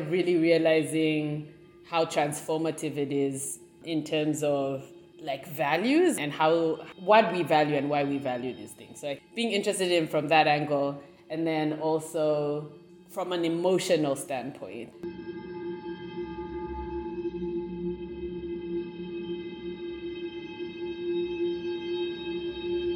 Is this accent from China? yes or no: no; Ndola, Copperbelt Province, Zambia; now in Kampala, Uganda; I grew up in Zambia, in Ndola, which is a small mining town